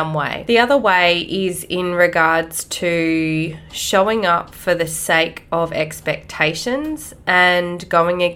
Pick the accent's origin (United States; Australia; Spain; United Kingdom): Australia; Growing up in Australia